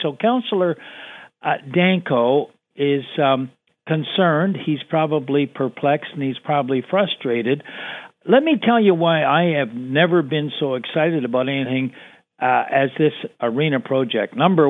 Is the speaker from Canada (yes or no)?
yes; Hamilton, Ontario, Canada; I'm proudly from Hamilton, Ontario.